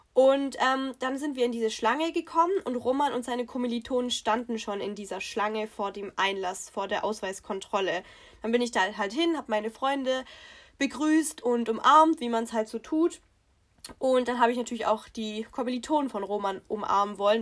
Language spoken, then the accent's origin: German; Swabia, Baden-Württemberg, Germany; accent: Swabian; unseren Dialekt überhaupt nicht, also das ist Schwäbisch